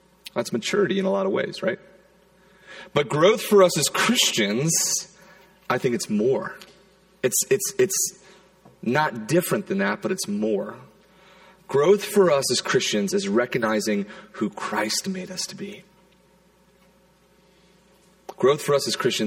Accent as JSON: {"language": "English", "town": "Charleston", "region": "South Carolina", "country": "United States", "tie": "born or raised there", "moved": "yes", "said": "I grew up in South Carolina, in Charleston"}